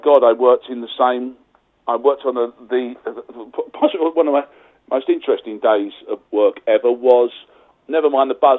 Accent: Essex, East of England, United Kingdom; also born or lived in London; I'm a proper Londoner. I was born in Essex.

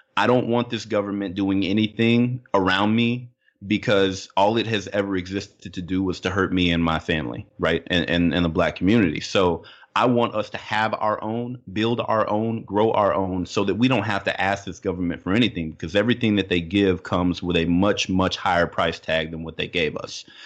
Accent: Little Rock, Arkansas, United States; moved away; also born or lived in Midwest / California; where I grew up down in Little Rock

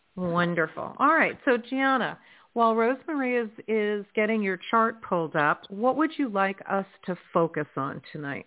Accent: United States; moved away; Philadelphia, close to my hometown

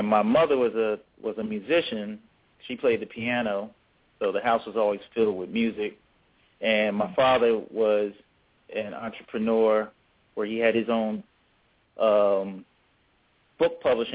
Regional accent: Philadelphia, Pennsylvania, United States; we grew up in Philadelphia in the 70s

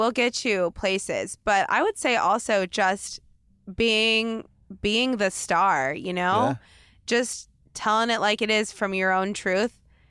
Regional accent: Portland, Oregon, United States; Like, I felt that from Portland. I came from Portland.

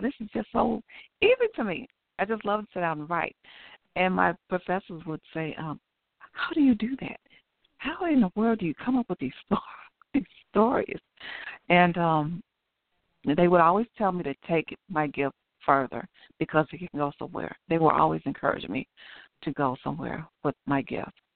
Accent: Chicago, Illinois, United States; grew up in Chicago, Chicago, Illinois. I grew up on the west side.

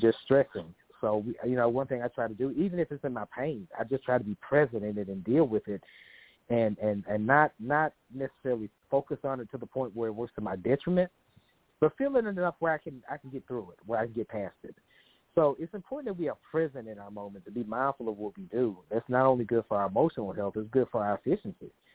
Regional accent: Memphis, Tennessee, United States; moved away as an adult; now in Dallas, United States; I'm originally from Memphis. I uh, lived there the first 30 years of my life

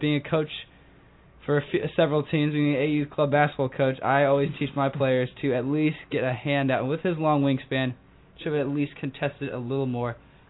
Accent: Dallas, Texas, United States; Dallas, Texas, my hometown.

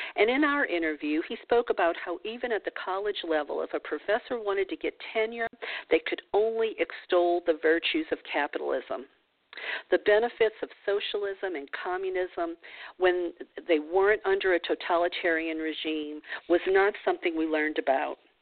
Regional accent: New Orleans, Louisiana, United States; I grew up in the New Orleans region of the of the South, uh, southern portion of the United States

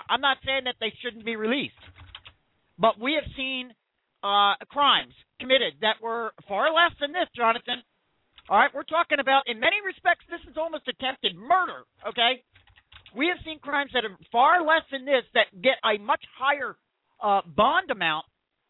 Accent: Philadelphia, Pennsylvania, United States; I'm from the Philadelphia region

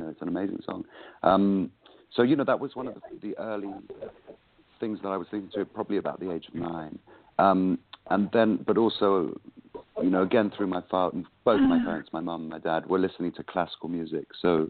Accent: East Anglia, East of England, United Kingdom; also born or lived in London; Well, I was born in London, and then we moved out to East Anglia, to the county of Suffolk, which is kind of East Anglia.

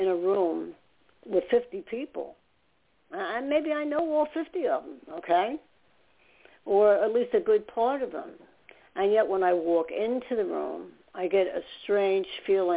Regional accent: New York, United States; also born or lived in New Jersey / Staten Island; I talk so fast because I'm from New York

